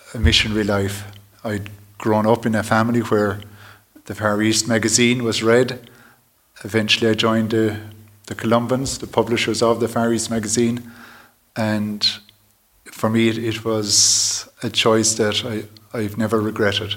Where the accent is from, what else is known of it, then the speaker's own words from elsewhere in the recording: Newtownshandrum, Munster, Ireland; moved away as an adult; now in Wuhan, China; I grew up in Newtown Shandrum, which is in the north of County Cork.